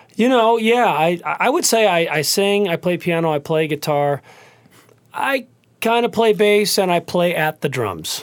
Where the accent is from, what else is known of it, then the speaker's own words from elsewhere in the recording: Cleveland, Ohio, United States; I grew up in Cleveland, Ohio